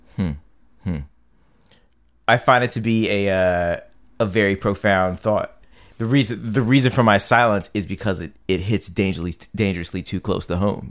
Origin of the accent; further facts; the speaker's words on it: Silver Spring, Maryland, United States; I come from Silver Spring, which was very diverse